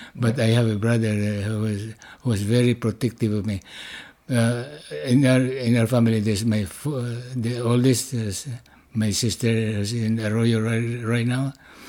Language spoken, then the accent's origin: English; Philippines; Well, you know what? There's no free schooling over there. I went to private schools.